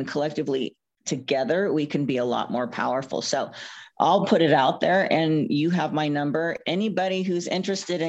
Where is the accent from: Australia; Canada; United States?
United States; Oakland, California; I was born and raised in Oakland, East Bay